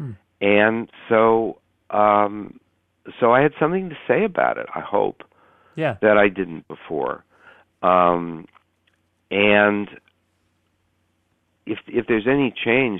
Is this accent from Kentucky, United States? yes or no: no; Menlo Park, California, United States; my hometown, Menlo Park, California